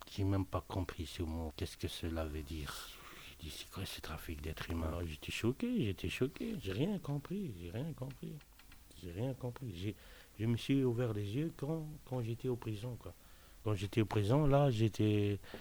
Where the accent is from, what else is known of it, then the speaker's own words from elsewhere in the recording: Tunisia; moved away as an adult; now in Belgium; je suis native de Tunisie. Ça fait maintenant 18 ans que je suis en Belgique.